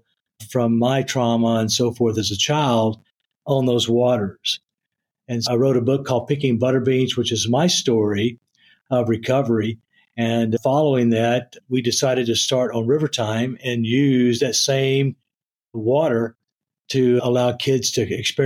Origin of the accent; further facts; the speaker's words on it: East Texas, United States; growing up in East Texas